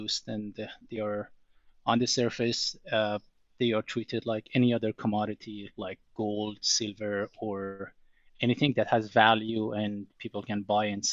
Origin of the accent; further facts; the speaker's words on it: southern Iran, Iran; moved away; I grew up in Iran or Iran